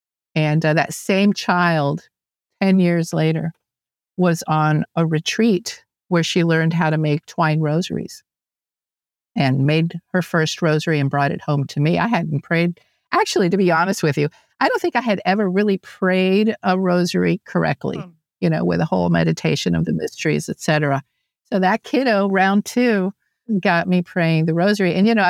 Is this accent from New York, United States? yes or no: no; Atlanta, Georgia, United States; moved away as an adult; also born or lived in Cuba / Miami, Florida; now in South Alabama, United States; I was born in Cuba and immigrated to the United States when I was just a little girl. You know, went did the typical Catholic girls' school, went to Christ the King Elementary School in Atlanta, grew up, moved to Miami